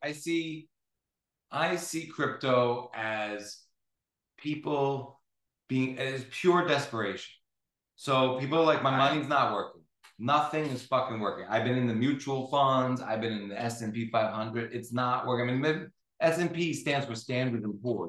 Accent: United States; as an American

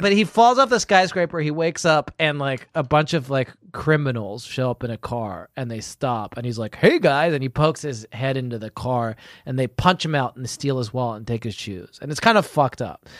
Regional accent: United Kingdom; as a British man

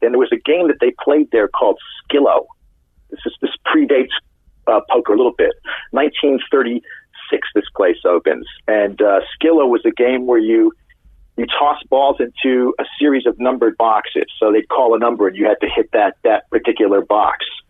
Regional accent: London, United Kingdom; moved away as an adult; now in Los Angeles, United States; I'm originally from London

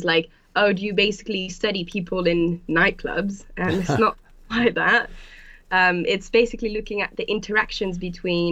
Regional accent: France; moved away as an adult; also born or lived in Berlin, Germany; now in England; I grew up in France. And when I turned 18, I decided to move to Berlin, Germany, to study anthropology.

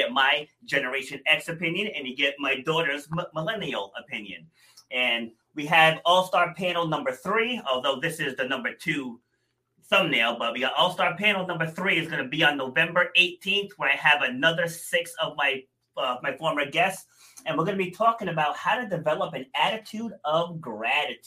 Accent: Rhode Island, United States; also born or lived in New York City; we moved to Rhode Island when I was 2.5, I want to say. So I'm definitely from Rhode Island

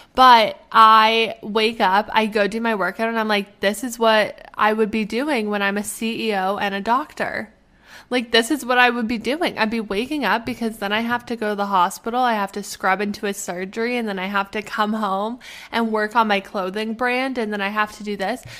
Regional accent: Canada; moved away; I am Canadian. I am Canadian. We have universal health care. I can go home

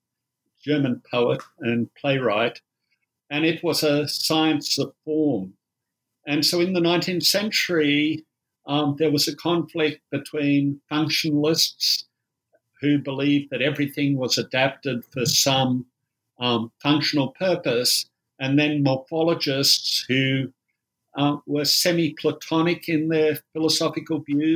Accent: Australia; accent: Australian; I'm an Australian, you might tell from the accent.

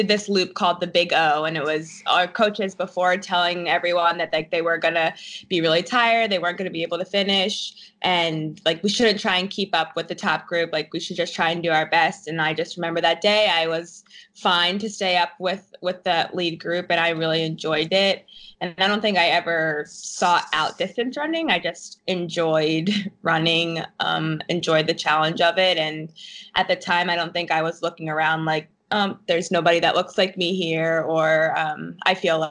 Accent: New Jersey, United States; I'm from New Jersey

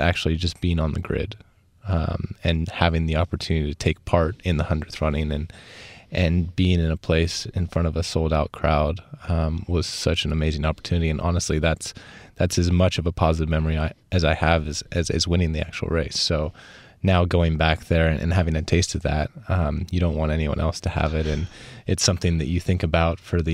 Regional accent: United States; I grew up near Lake Tahoe, and that was a huge part of my childhood and young teenage years.

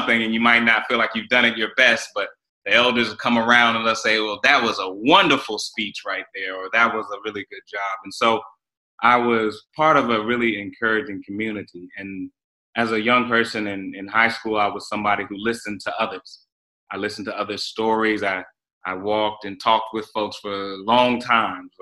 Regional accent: Raleigh, North Carolina, United States; I grew up in Raleigh, North Carolina. I'm a Southerner

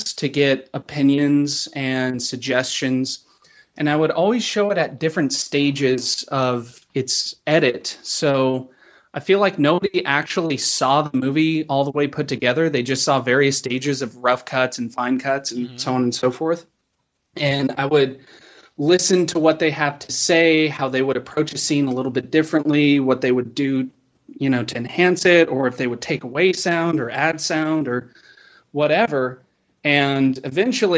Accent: Cheyenne, Wyoming, United States; now in Los Angeles, United States; growing up in Wyoming.

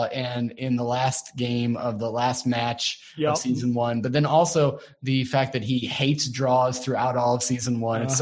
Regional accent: United States; I am an American

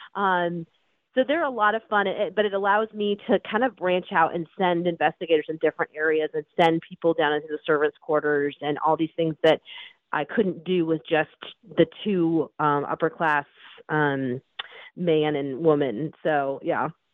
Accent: United States; as an American

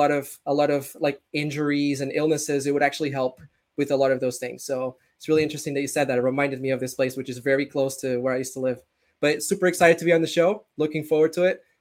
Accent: Portugal; moved away; back where I grew up in Portugal

